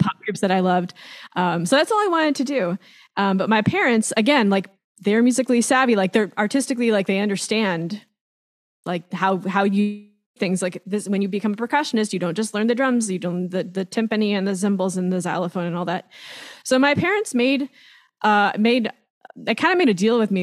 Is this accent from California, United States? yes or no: yes; Long Beach, California, United States; I grew up in Long Beach, California, um, which is actually where I still live